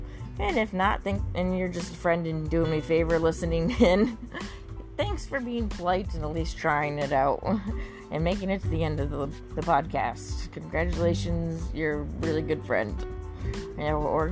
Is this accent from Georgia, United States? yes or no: no; Corning, New York, United States; I was trained by Corning, a Fortune 500 company in my hometown